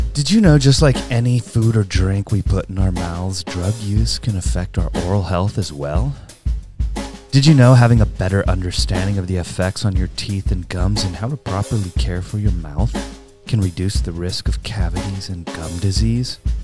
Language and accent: English; Upland, California, United States; I grew up in Upland